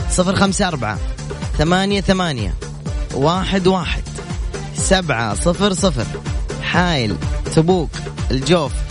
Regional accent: Yemen; now in Mecca, Saudi Arabia; لا والله يمني يا اخوي

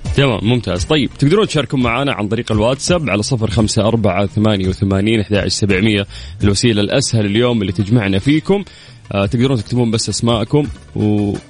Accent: Qiya, Makkah Province, Saudi Arabia; moved away; رحت ديرتي رحت قيا

